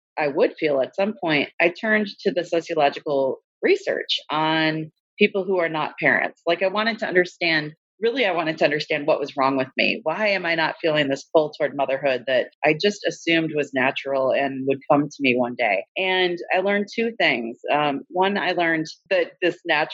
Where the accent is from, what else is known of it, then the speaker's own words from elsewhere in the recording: Minnesota, United States; moved away as an adult; now in Bangor, United States; I'm originally from Minnesota, so came to Maine straight out of grad school right after getting my PhD in 2003.